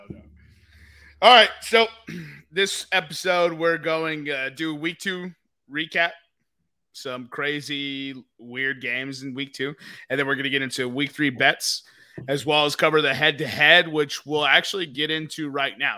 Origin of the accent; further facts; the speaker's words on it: Texas, United States; I'm from Texas